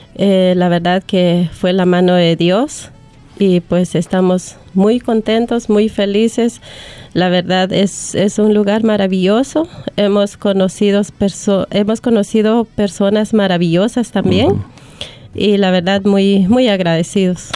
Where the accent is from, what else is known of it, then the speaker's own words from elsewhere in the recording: Guatemala; now in Australia; soy de Guatemala